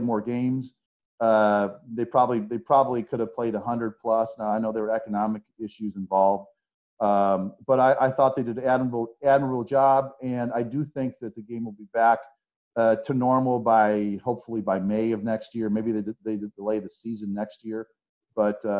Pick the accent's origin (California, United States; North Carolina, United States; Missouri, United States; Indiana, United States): Indiana, United States; Munster; moved away as an adult; also born or lived in Alabama / Ann Arbor, Michigan; I tell them I'm from Indiana. You know, I was born in Alabama, but I tell them I'm from Indiana. Then I will tell them I'm from Munster.